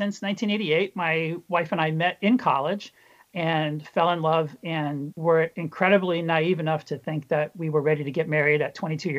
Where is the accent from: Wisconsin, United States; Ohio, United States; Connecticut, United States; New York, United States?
Connecticut, United States; Milford; I grew up in Southern Connecticut, exactly halfway between Bridgeport and New Haven in Milford.